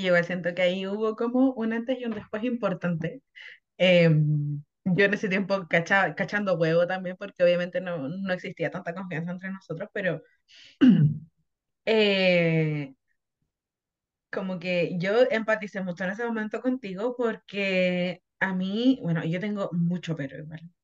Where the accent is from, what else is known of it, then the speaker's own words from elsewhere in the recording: Santiago, Santiago Metropolitan Region, Chile; soy una santiaguina